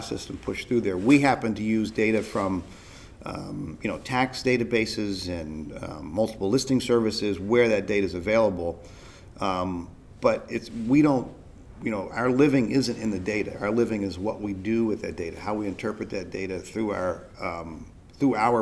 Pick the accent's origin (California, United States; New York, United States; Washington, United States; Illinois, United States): New York, United States; I'm a New Yorker in London.